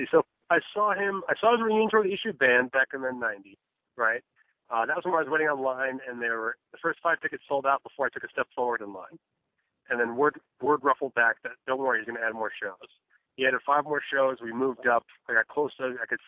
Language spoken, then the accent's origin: English; Red Bank, New Jersey, United States; moved away as an adult; now in Las Vegas, United States; from Bank, New Jersey originally, but I'm living uh, out here in Las Vegas, Nevada for the last eight years